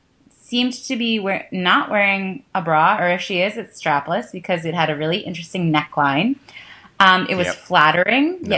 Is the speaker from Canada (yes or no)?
yes; Canada; I'm Canadian